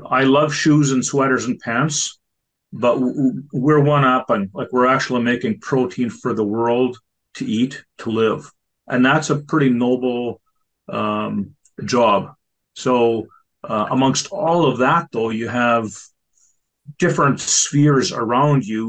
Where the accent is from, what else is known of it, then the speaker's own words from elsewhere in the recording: Southeast Manitoba, Canada; I'm a producer from Southeast Manitoba.